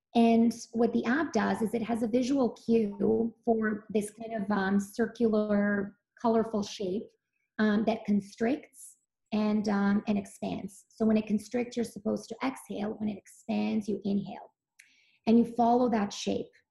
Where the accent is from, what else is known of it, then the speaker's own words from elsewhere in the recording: Belgrade, Serbia; moved away; I grew up in Serbia really was um, there were farmers farmers markets every day in um, Belgrade where I lived